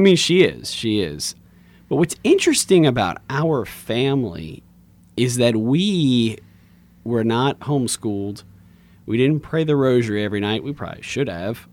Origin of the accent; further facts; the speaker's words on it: Lafayette, Louisiana, United States; I grew up in Lafayette, went to public school my whole life, Woodvale, Alamo, Lafayette High